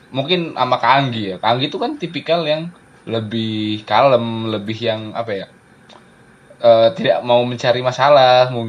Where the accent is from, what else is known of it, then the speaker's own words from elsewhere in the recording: Yogyakarta, Special Region of Yogyakarta, Indonesia; Aku ini orang Jogja asli loh.